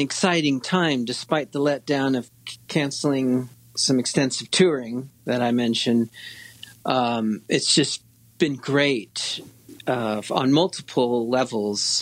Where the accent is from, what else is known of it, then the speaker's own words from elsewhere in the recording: Laguna Beach, California, United States; moved away as an adult; also born or lived in Seattle; I was born in Laguna Beach, California, born in 1971.